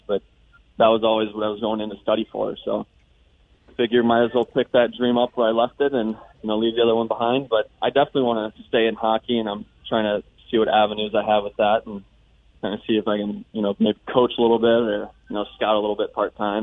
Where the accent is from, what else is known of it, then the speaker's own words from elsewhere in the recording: United States; moved away; being an American born